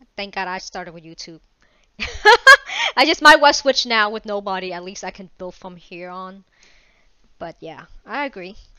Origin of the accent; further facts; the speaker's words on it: Vietnam; I'm Asian, Vietnamese